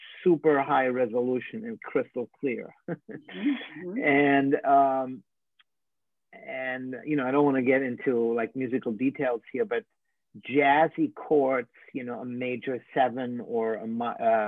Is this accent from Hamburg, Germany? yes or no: yes; Hamburg, Germany; I was born in Hamburg and grew up there